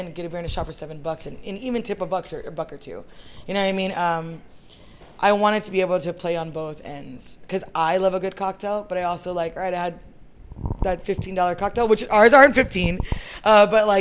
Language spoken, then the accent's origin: English; San Antonio, Texas, United States; I'm from San Antonio. So I grew up in this neighborhood, not necessarily in these streets, but like a little bit down more John McMullen area